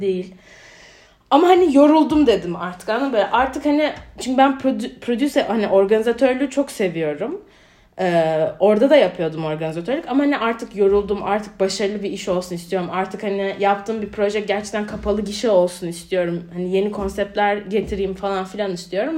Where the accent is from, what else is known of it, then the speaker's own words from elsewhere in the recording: Ankara, Turkey; moved away as an adult; also born or lived in Georgia, United States; ben de şimdi Bilkent'te büyüdüm.